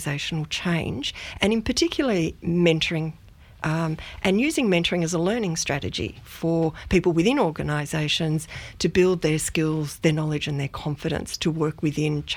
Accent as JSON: {"language": "English", "town": "Melbourne", "region": "Victoria", "country": "Australia", "tie": "born or raised there", "also_born_or_lived": "Dinner Plain / Myrtleford", "moved": "as an adult", "lives_now": "Beechworth, Australia", "said": "I grew up in Melbourne. So I grew up in the eastern suburbs of Melbourne and had what I call a pretty idyllic childhood."}